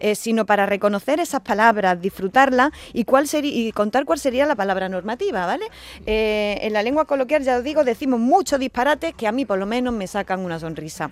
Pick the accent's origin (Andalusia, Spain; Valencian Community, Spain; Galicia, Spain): Andalusia, Spain; la bandera andaluza